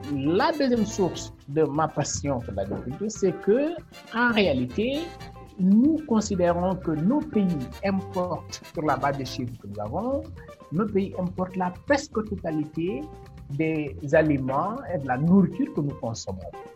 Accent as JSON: {"language": "French", "country": "Senegal", "tie": "born or raised there", "said": "Je suis un Sénégalais, j'ai fait mes études entièrement au Sénégal, dans mhm. l'école publique, de première à l'université."}